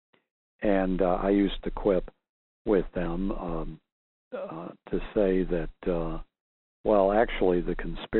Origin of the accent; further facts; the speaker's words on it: Missouri, United States; I was from Missouri